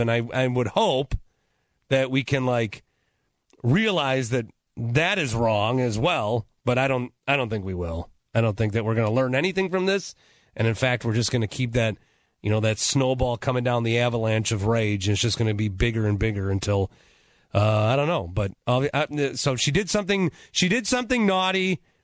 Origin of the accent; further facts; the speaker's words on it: Milwaukee, Wisconsin, United States; I'm from Milwaukee